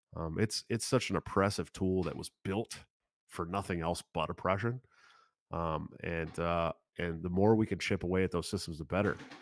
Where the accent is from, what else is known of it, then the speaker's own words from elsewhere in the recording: Oakland, California, United States; moved away; also born or lived in Washington; I grew up in the East Bay area, California